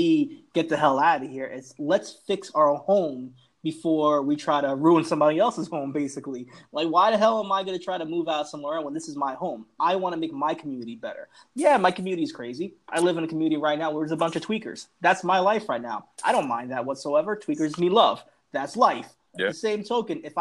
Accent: New York City, New York, United States; I come from the Bronx, New York

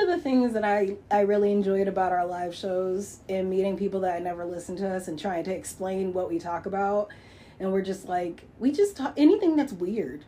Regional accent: Lansing, Michigan, United States; growing up in Lansing

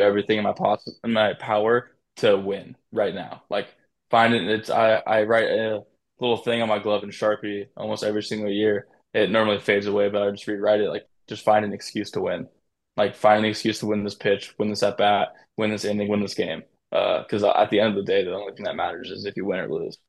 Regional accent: San Diego, California, United States; So I'm from San Diego

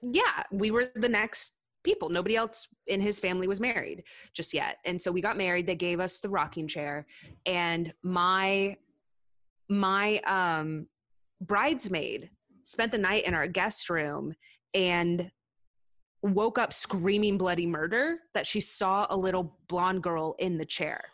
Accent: Southern California, United States; moved away as an adult; also born or lived in Castle Rock, Colorado; I'm from Southern California

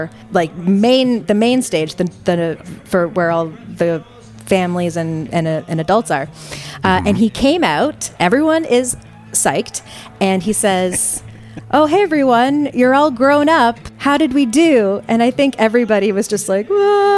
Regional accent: Canada; I grew up in Canada

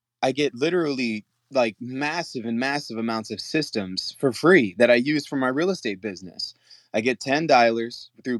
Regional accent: San Antonio, Texas, United States; I'm from San Antonio.

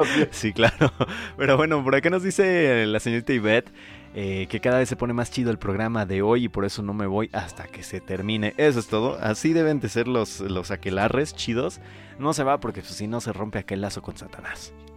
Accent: Paracho, Michoacán, Mexico; yo soy del centro de Paracho

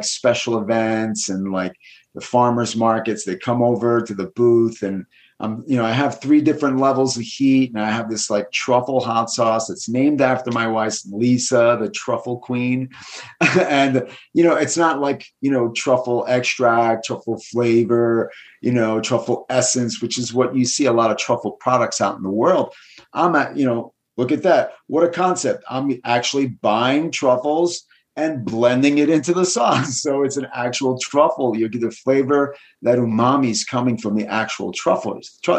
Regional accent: East Coast, United States; moved away as an adult; also born or lived in New York City, United States / Los Angeles, United States; now in Southern Oregon, United States; I'm originally from the East Coast

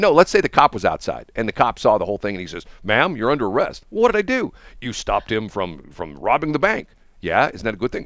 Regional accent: Peculiar, Missouri, United States; I was born in Peculiar.

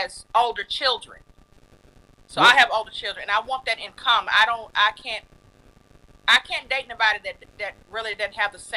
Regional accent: Mississippi, United States; accent: southern; I'm from Mississippi.

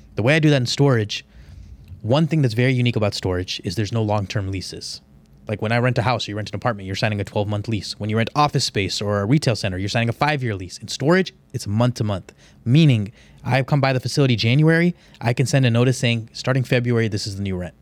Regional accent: Houston, Texas, United States; I'm from Houston. I know Houston like the back of my hand

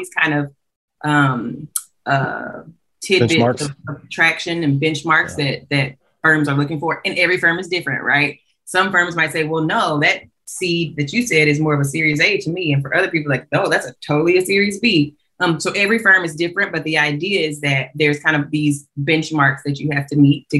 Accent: Montgomery, Alabama, United States; Clark was everything. I'm from Alabama.

